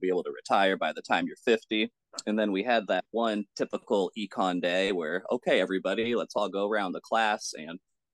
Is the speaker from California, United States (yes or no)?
yes; San Francisco Bay Area, California, United States; also born or lived in Los Angeles, California / Southern Oregon; where I really did most of my primary school, high school, and then community college was the San Francisco Bay Area